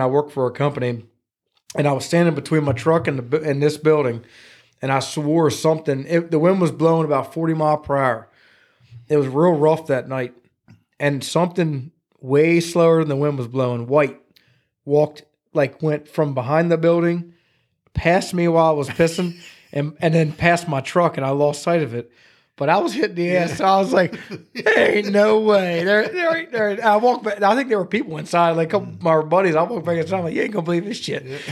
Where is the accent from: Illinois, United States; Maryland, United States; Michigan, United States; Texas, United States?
Maryland, United States; New Windsor; now in Gettysburg, United States; I grew up in New Windsor, Maryland